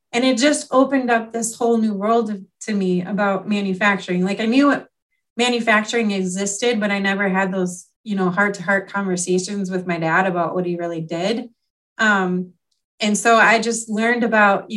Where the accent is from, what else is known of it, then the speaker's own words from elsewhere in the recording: Wisconsin, United States; also born or lived in New York; now in Illinois, United States; we ended up moving to Wisconsin when I was like 3 years old